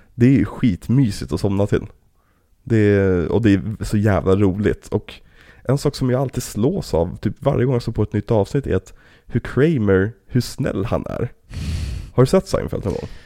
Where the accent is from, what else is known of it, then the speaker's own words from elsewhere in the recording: Trollbäcken, Stockholm County, Sweden; det här är ju typ området vi växte upp i, liksom, i Trollbäcken